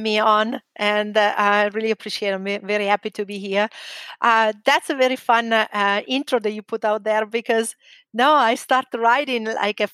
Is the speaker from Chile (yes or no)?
no; near Lake Como, Lombardy, Italy; English is a second language; moved away; North Italy. I'm from a little town near Lake Como.